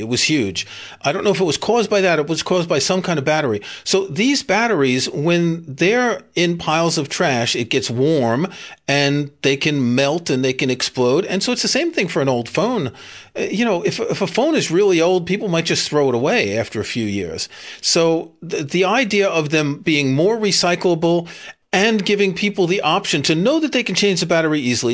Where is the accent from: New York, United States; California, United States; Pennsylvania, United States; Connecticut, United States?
New York, United States; I grew up in New York.